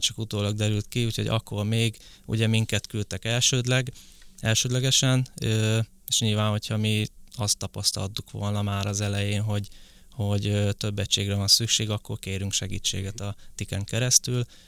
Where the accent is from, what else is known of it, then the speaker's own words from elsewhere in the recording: Borsod-Abaúj-Zemplén, Hungary; now in Budapest, Hungary; én eredetileg Borsod megyei vagyok, úgyhogy onnan kerültem fel Pestre.